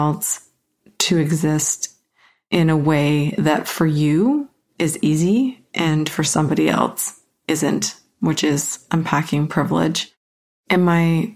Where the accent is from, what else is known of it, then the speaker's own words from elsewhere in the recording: Canada; I'm a Canadian white female